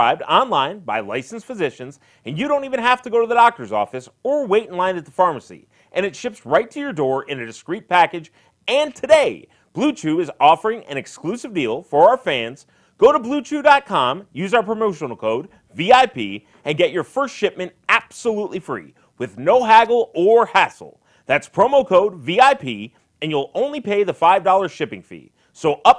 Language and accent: English; Detroit, Michigan, United States; I grew up in Detroit.